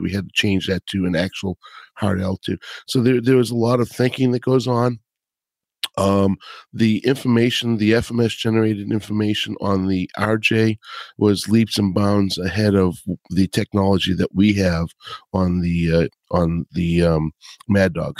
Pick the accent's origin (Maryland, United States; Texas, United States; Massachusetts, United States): Massachusetts, United States; Boston; accent: Boston; my Boston accent